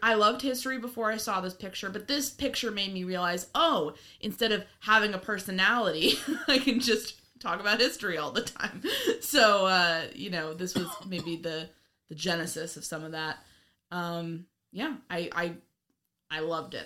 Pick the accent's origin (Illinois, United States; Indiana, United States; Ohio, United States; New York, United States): New York, United States; I'm from New York